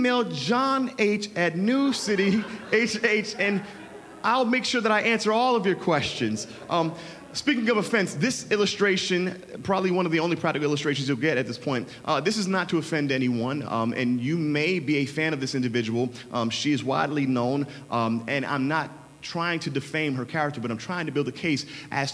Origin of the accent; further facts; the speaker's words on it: Miami, Florida, United States; you can tell I'm from Miami